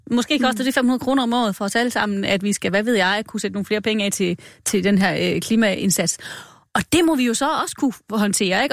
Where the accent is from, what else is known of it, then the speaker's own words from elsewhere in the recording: Denmark; vi er ikke villige som danskere